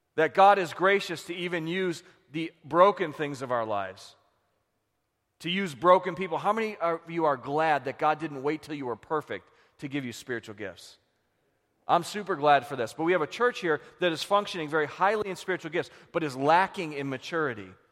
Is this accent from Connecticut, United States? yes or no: no; Buffalo, New York, United States; we're from Buffalo